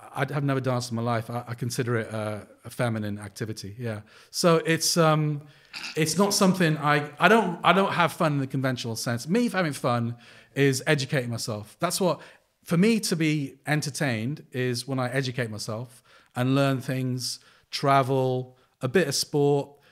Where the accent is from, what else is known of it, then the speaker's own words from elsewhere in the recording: North Wales, United Kingdom; also born or lived in Sri Lanka; growing up in North Wales